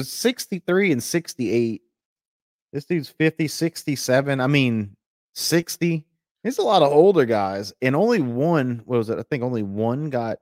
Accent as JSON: {"language": "English", "region": "Louisiana", "country": "United States", "said": "I'm from Louisiana"}